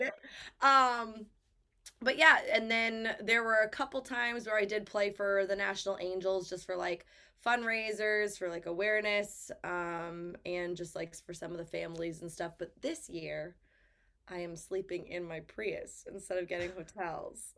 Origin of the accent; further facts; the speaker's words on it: Lakeville, Massachusetts, United States; also born or lived in Nashville; it is my hometown